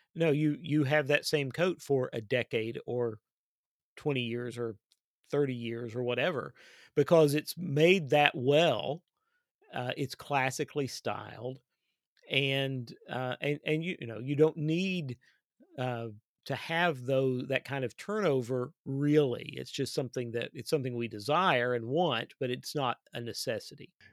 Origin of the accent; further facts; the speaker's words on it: Kentucky, United States; my home state of Kentucky